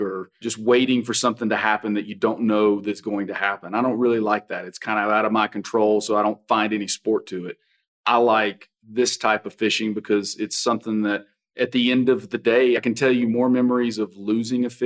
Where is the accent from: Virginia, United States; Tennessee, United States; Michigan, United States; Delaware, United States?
Tennessee, United States; Kingsport; moved away; also born or lived in Texas; I'm originally from Kingsport, Tennessee.